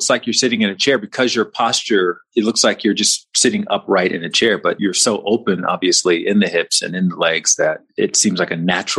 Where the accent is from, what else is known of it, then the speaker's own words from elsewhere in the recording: Alabama, United States; moved away; I'm from Alabama.